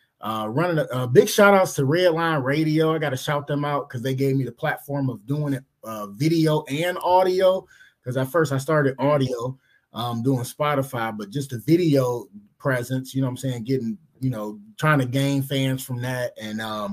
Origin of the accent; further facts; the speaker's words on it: Cleveland, Ohio, United States; I'm from Cleveland